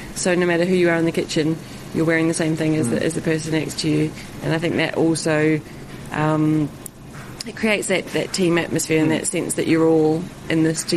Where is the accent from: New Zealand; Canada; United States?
New Zealand; now in London, United Kingdom; growing up in New Zealand